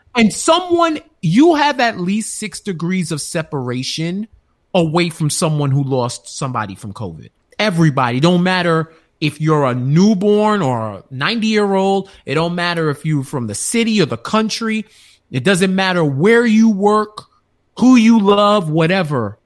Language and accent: English; New York, United States; being a New Yorker